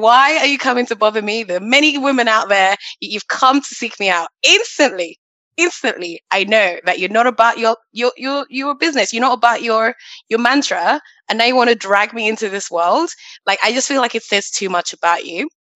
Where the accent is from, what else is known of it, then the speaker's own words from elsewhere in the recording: Nigeria; I'm Nigerian. Both my parents went to church. They took me to church every Sunday.